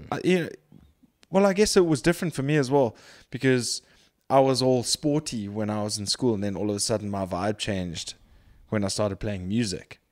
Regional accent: Durban, KwaZulu-Natal, South Africa; moved away; also born or lived in Cape Town; I was born in Durban. I grew up for the most part in Durban.

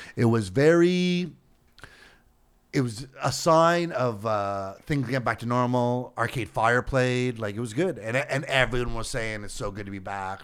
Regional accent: Canada; a Canadian entertainer

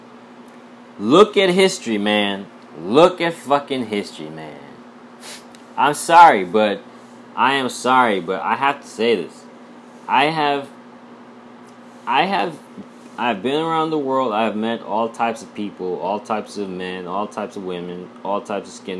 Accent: Kolkata, West Bengal, India; moved away as an adult; I grew up in India, man. I was born 1987

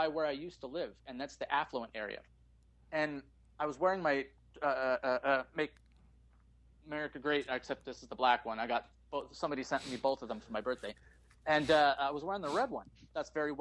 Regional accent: Canada; also born or lived in Calgary, Alberta

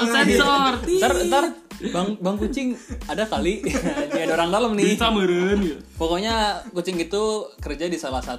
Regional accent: Bogor, West Java, Indonesia; Nah kita kan orang Bogor nih semua nih.

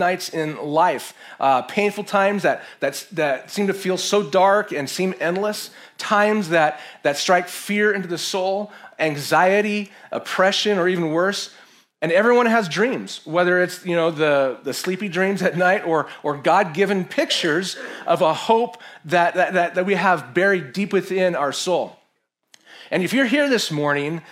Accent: San Francisco, California, United States; moved away; my home city that has completely lost her way. I found Jesus there. Actually, Jesus found me there.

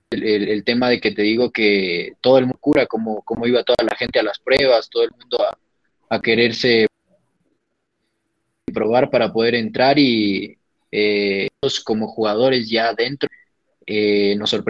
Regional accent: Quito, Pichincha, Ecuador; Yo soy de acá de Quito, eh, del Comité del Pueblo. Del Comité del Pueblo soy yo.

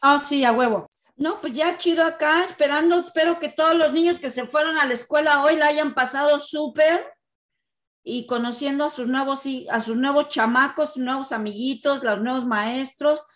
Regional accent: Mexico; now in Canada; como mexicano

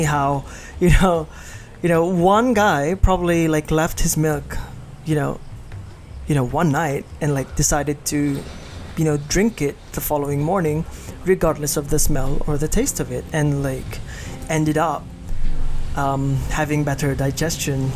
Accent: Iloilo City, Western Visayas, Philippines; I'm Ilonggo, that my hometown is in Iloilo

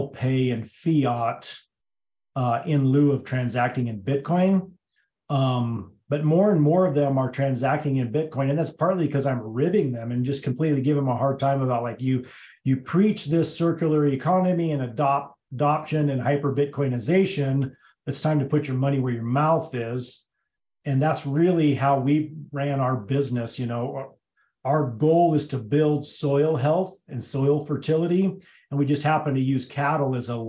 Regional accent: Hotchkiss, Colorado, United States; also born or lived in Twentynine Palms, California; I was born and raised in Hotchkiss, Colorado, which is about 15 miles from where we currently live

